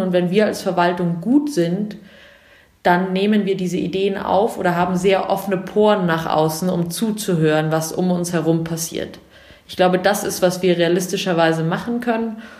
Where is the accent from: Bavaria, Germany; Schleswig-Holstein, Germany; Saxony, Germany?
Bavaria, Germany; Munich; also born or lived in England; Ich komme aus München